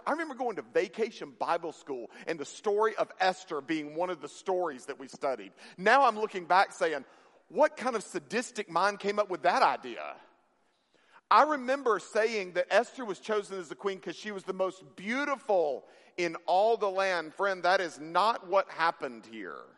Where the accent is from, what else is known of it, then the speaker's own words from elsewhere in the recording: Mississippi, United States; I grew up in Mississippi